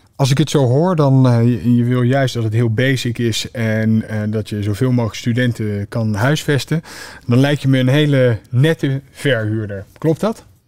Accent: The Hague, South Holland, Netherlands; ik kom oorspronkelijk uit Den Haag

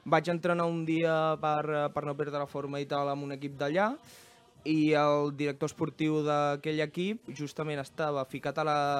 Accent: Terrassa, Catalonia, Spain; vam néixer aquí a Terrassa

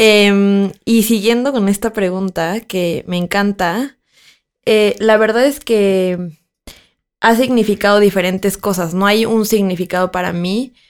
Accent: Mexico; now in Mexico City, Mexico; yo soy de una ciudad que no es la Ciudad de México, yo crecí ahí y entonces para mí era como muy transgresor pensar que cuando yo me mudé a la Ciudad de México

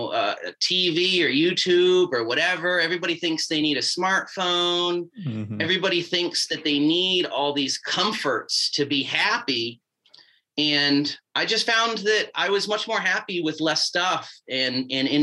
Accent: Massachusetts, United States; moved away; I grew up in New England in Massachusetts

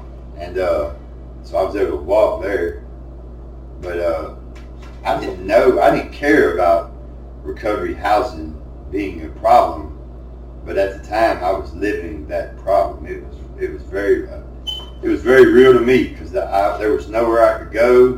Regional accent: United States; I am from Murray County

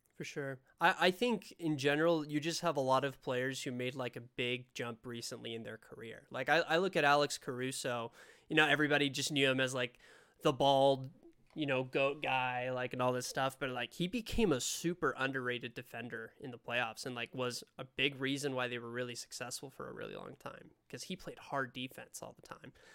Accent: Spain; now in Utah, United States; I'm from Spain originally. Uh, moved over to the States, live in Utah now

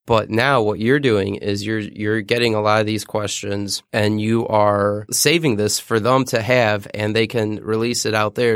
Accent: Detroit, Michigan, United States; I grew up in Detroit, the city of Detroit

